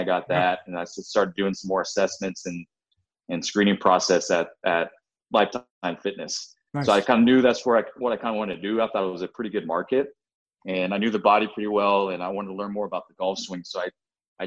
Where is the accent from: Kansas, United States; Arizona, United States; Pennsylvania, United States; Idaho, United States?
Kansas, United States; Baldwin City; I actually grew up in a small town in Kansas. I'm from Baldwin City, Kansas.